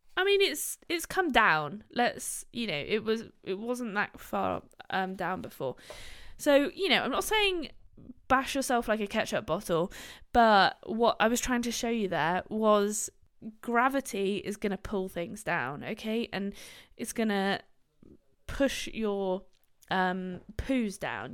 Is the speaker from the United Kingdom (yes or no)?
yes; Gloucestershire, South West England, United Kingdom; also born or lived in Bristol; I live in Bristol. I'm from Gloucestershire, where Bristol is